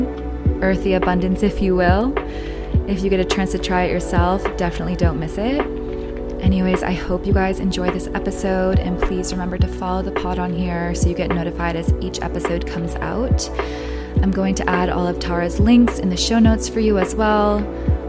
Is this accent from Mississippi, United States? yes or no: no; Cape Ann, Massachusetts, United States; moved away as an adult; now in New York, United States; I'm from Massachusetts. My dad is from Lebanon, so I'm like first gen here. But my mom is American and just like a mix of things. But I was born and raised on like an island super northern Mass called Cape Ann